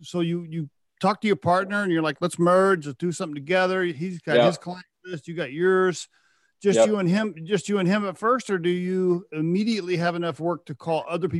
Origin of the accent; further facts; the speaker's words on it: Oklahoma, United States; I grew up in Oklahoma